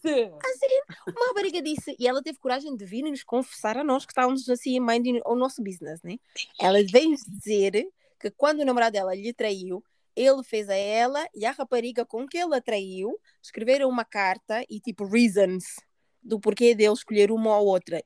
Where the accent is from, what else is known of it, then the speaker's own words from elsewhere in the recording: Portugal; also born or lived in Guinea-Bissau; apesar de ter nascido na Guiné, uh, não cresci na Guiné, tipo, vivi a minha vida toda em Portugal